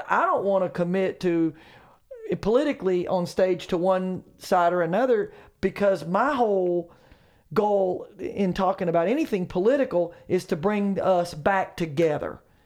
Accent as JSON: {"language": "English", "town": "Charlotte", "region": "North Carolina", "country": "United States", "said": "Charlotte, I'm from Charlotte"}